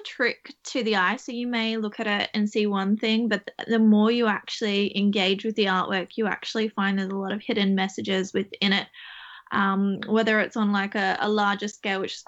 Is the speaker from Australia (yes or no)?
yes; Australia; moved away as an adult; I'm now in Ireland, where I'm from Australia